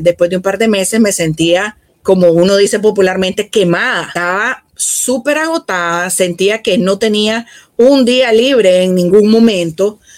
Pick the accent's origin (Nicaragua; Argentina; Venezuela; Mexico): Nicaragua; En el caso de mi país